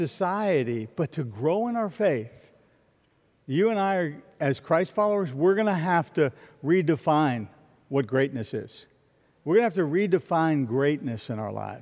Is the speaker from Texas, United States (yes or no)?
no; Florida, United States; I'm from Florida